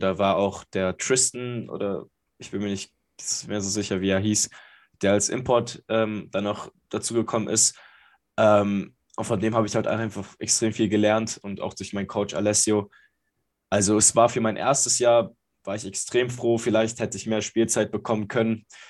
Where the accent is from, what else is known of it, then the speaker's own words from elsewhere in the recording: Berlin, Germany; Ich bin geboren in Berlin. Ich komme aus Berlin, bin hier aufgewachsen.